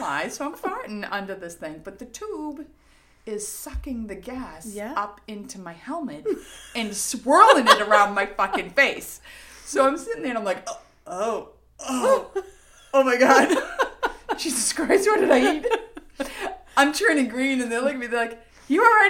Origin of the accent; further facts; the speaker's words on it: Revere, Massachusetts, United States; accent: Boston; I'm from Revere